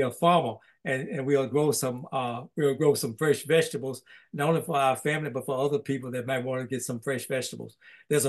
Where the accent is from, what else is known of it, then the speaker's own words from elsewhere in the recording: Holly Springs, Mississippi, United States; now in Oxford, United States; my hometown got that rating for Mississippi